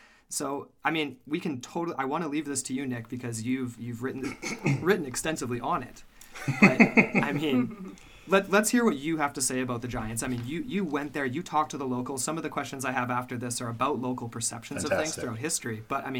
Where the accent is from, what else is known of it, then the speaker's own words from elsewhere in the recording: British Columbia, Canada; we're from British Columbia